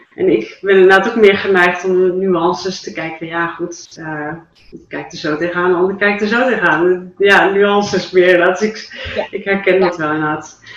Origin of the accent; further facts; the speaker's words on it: Dalen, Drenthe, Netherlands; in Dalen, toen vroeg ik mijn geboortedorp